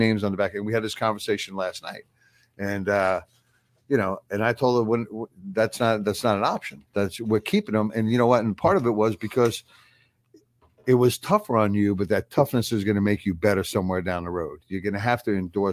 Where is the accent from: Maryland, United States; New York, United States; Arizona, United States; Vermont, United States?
New York, United States; Long Island; moved away; when I was growing up on Long Island, I was my father's son